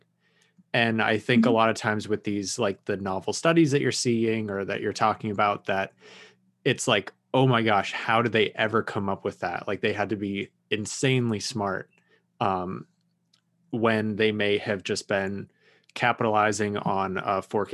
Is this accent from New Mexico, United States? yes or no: yes; New Mexico, United States; growing up in New Mexico, we had a pretty strong Native American culture.